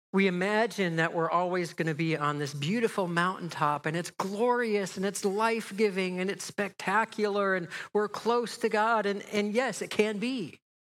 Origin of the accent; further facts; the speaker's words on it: just outside of Chicago, Illinois, United States; moved away as an adult; also born or lived in Pasadena, California; now in Menlo Park, United States; I grew up just outside of Chicago